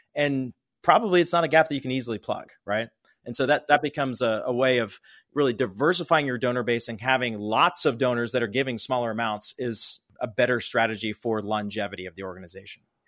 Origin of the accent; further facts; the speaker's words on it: Pittsburgh, Pennsylvania, United States; I grew up in Pittsburgh, Pennsylvania.